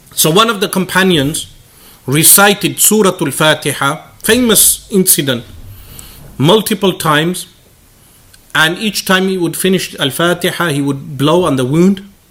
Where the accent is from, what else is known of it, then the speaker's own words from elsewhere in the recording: United Kingdom; me being a British boy, not being raised in Pakistan